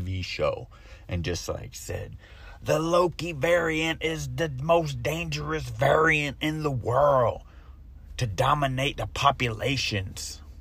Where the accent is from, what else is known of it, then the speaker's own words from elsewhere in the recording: Florida, United States; I'm from Florida